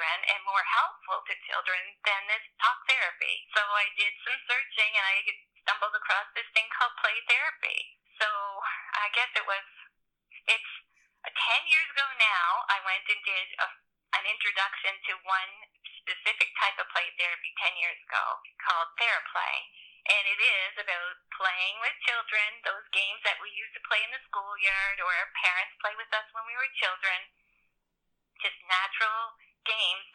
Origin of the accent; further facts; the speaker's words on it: Cape Breton, Nova Scotia, Canada; moved away as an adult; now in Sackville, Canada; I grew up in Cape Breton